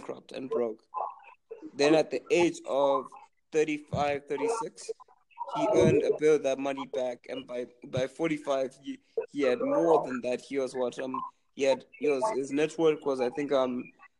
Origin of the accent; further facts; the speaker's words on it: Zimbabwe; I'm from Zimbabwe